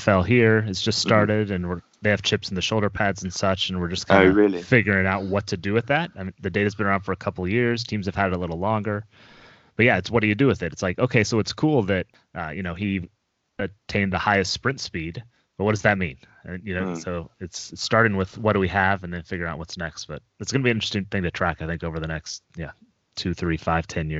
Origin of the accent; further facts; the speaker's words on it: Kansas City, Missouri, United States; I'm from Kansas City